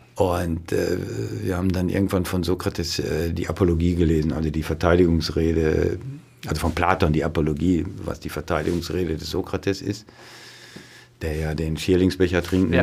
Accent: on the Lippe, 20 km from Dortmund, North Rhine-Westphalia, Germany; da, wo ich aufgewachsen bin, das ist 20 Kilometer von, von da, wir werden an der Lippe 20 Kilometer von Dortmund ja. entfernt.

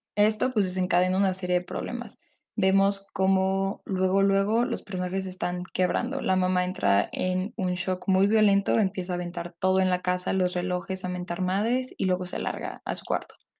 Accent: Mexico City, Mexico; yo soy originaria de la Ciudad de México

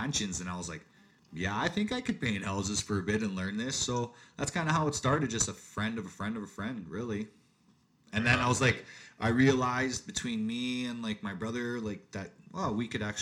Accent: Calgary, Alberta, Canada; I was born and raised in Calgary, Alberta, Canada.

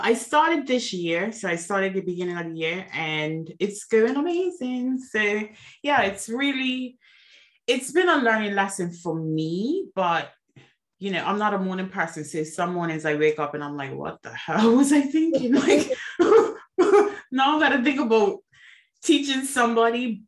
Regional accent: Bermuda; moved away; I am originally from Bermuda, so I am an island girl

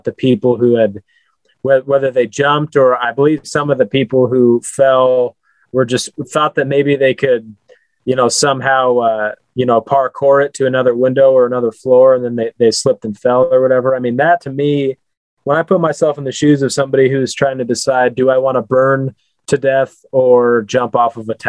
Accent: Nebraska, United States; I'm from Nebraska, man. I've never even been to New York City

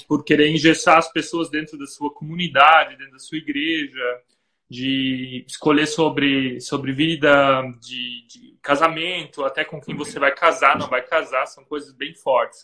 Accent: Brazil; moved away; agora morando fora do Brasil

